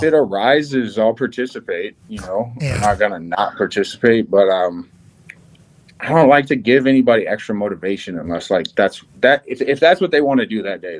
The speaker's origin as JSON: {"language": "English", "town": "Knoxville", "region": "Tennessee", "country": "United States", "tie": "born or raised there", "said": "I'm from Knoxville, Tennessee. Grew up like right by the university."}